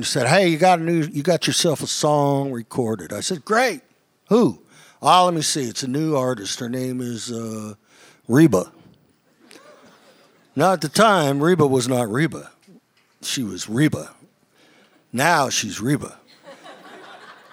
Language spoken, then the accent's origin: English; Youngstown, Ohio, United States; moved away; also born or lived in Nashville; I grew up in Ohio, northeastern Ohio. Yeah, Youngstown